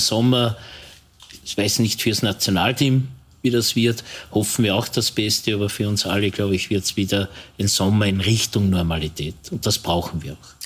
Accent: Linz, Upper Austria, Austria; das weiß ich ganz besonders als Linzer

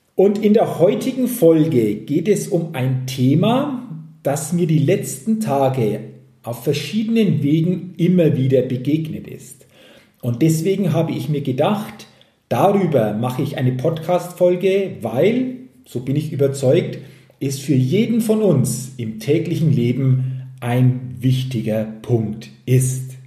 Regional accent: Germany; hier bei uns in Deutschland

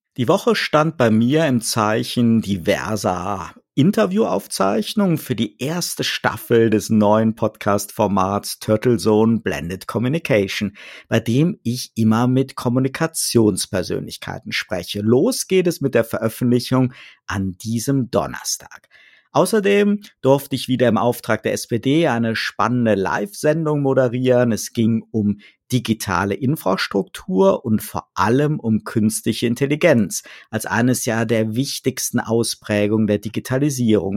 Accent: North Rhine-Westphalia, Germany; moved away; ich bin gebürtig aus dem Rheinland

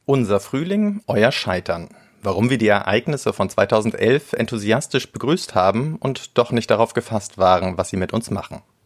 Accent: Germany; wir als Deutsche

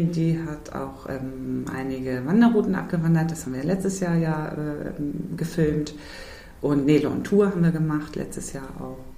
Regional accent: St. Michel, Lower Saxony, Germany; Ich komme persönlich aus St. Michel, da gibt es auch immer einen kleinen Weihnachtsmarkt.

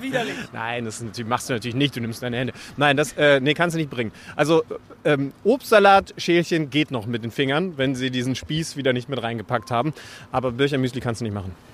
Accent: Wolfsburg, Lower Saxony, Germany; moved away; aus meiner Heimat in Wolfsburg.

